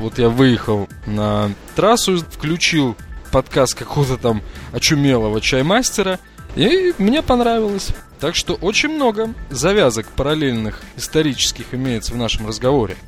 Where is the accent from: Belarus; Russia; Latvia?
Latvia; Riga; я из Риги